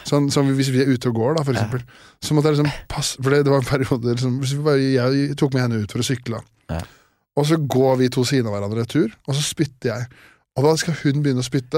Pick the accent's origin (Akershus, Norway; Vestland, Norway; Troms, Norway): Akershus, Norway; Årnes; moved away; jeg er fra Årnes